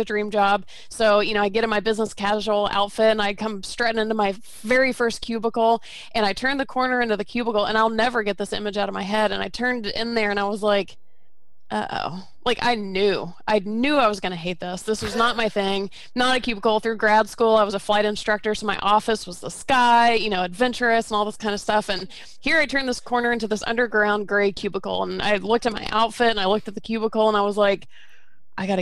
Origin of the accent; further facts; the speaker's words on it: Georgia, United States; also born or lived in Florida; I was born in Florida, but I grew up in Georgia